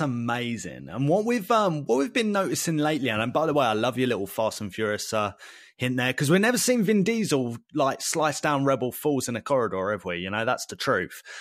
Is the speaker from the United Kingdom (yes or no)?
yes; United Kingdom; we're British